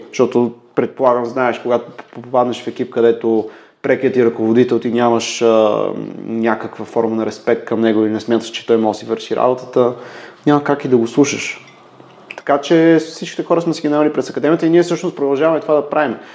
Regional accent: Pleven, Pleven Province, Bulgaria; moved away; also born or lived in Sofia; Аз съм от Плевен. Там съм учил в Мегето в Плевен

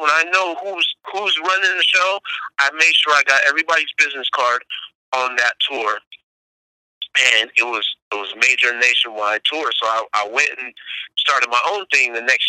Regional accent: Bay Area, California, United States; growing up in the Bay Area

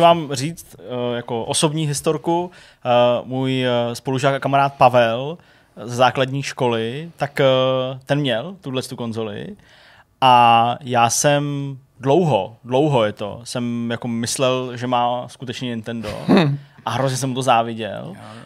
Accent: Hradec Králové, Hradec Králové Region, Czechia; also born or lived in Rychnov nad Kněžnou; jsem z Hradce Králové a pak jsem bydlel v Rychmaletninou

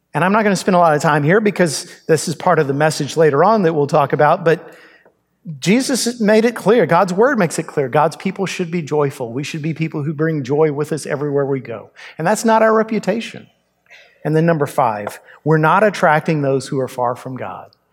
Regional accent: United States

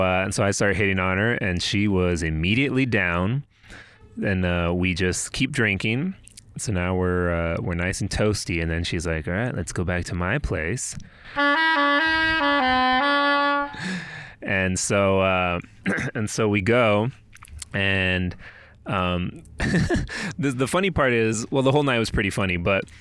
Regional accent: El Paso, Texas, United States; my home city, my hometown of El Paso

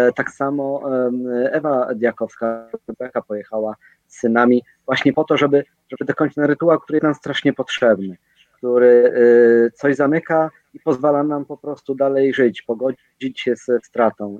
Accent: Katowice, Silesian Voivodeship, Poland; jesteśmy z Katowic

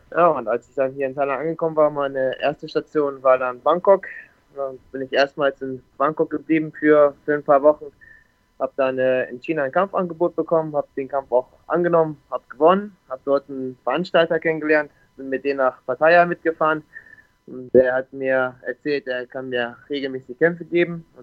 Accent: Bremerhaven, Bremen, Germany; born there; moved away as an adult; also ich bin gebürtig aus Bremerhaven, aus dem Norden, aus Deutschland. Bin dann mit 21 Jahren hier nach Ferne gekommen mit 300 Euro und einem One-Way-Ticket.

